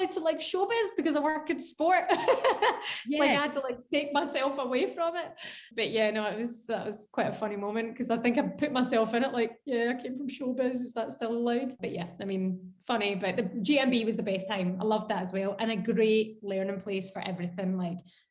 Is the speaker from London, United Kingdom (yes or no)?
no; Scotland, United Kingdom; I'm Scottish, born and bred, and love Scotland